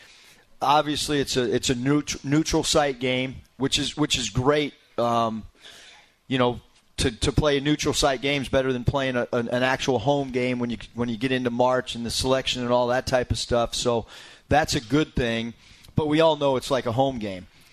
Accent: Minnesota, United States; also born or lived in Nevada; now in Arkansas, United States; When I grew up in Minnesota and my dad was a coach of the Golden Gophers

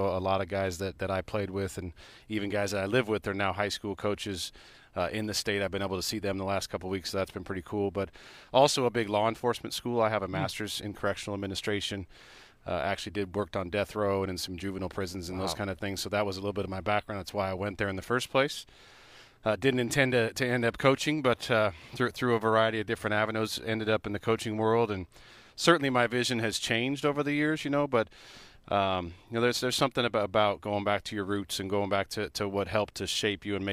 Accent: Edmonds, Washington, United States; also born or lived in Oregon; now in Eugene, United States; I'm from Edmonds, Washington

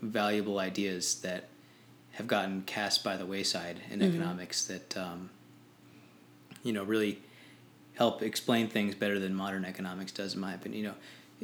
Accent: Maine, United States; moved away as an adult; also born or lived in Massachusetts; now in Washington, D.C., United States; I'm from the great state of Maine originally.

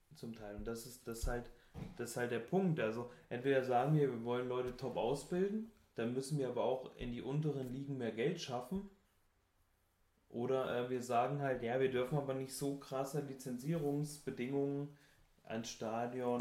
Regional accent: North Hesse, Germany; Ich komme ähm, aus Hessisch-Sibirien, also aus Nordhessen

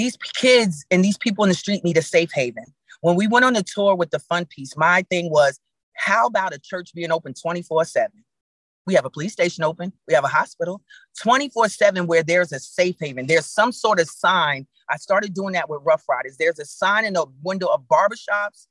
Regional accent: New York, United States; now in Atlanta, United States; I'm in Atlanta, I'm from New York

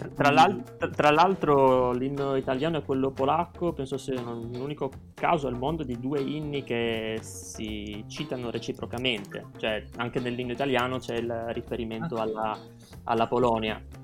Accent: Trieste, Friuli-Venezia Giulia, Italy; moved away as an adult; also born or lived in Wrocław, Poland; now in Warsaw, Poland; io sono di Trieste

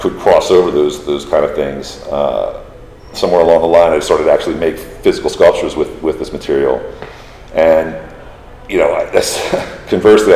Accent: Philadelphia, Pennsylvania, United States; moved away as an adult; now in Miami, United States; I was born and raised in Philadelphia

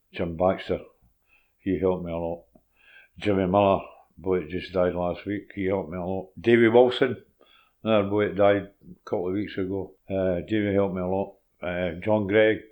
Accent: Cardenden, Scotland, United Kingdom; also born or lived in Glasgow; I was born in Rockhill. Hmm and uh, it was two, two and a bit when we moved to Cardenden

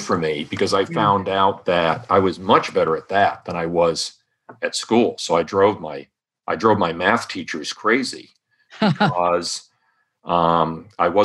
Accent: Rhode Island, United States; I grew up in Rhode Island

